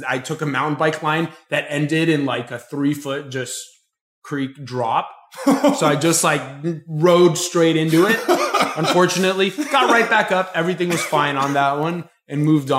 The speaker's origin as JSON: {"language": "English", "region": "Florida", "country": "United States", "said": "I'm from Florida"}